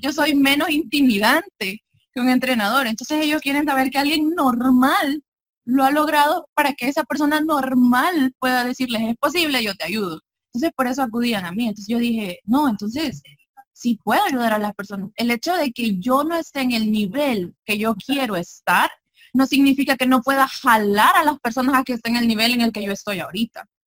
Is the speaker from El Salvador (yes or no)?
yes; El Salvador; del Salvador